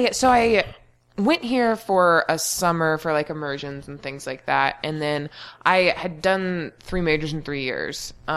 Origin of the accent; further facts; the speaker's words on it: Kokomo, Indiana, United States; I'm from Indiana. So like Kokomo, Indiana specifically.